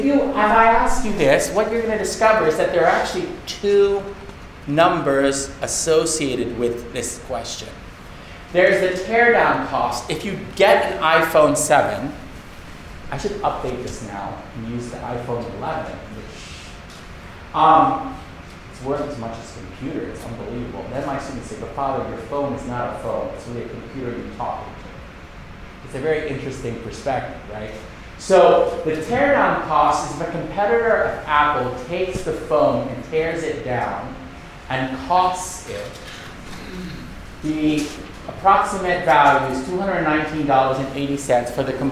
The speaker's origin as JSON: {"language": "English", "region": "Bangkok", "country": "Thailand", "tie": "born or raised there", "said": "So I am a Filipino-American, but I grew up in Bangkok, Thailand. So I spend most of my time in Bangkok with Buddhist, you know, Buddhist society and Buddhist culture."}